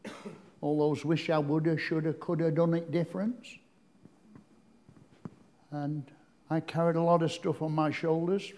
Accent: Blackpool, North West England, United Kingdom; I'm born and bred in Blackpool, brought up on Mearside, a loving family

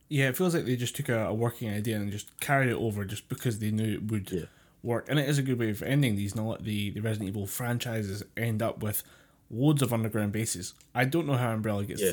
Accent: United Kingdom; as a British person

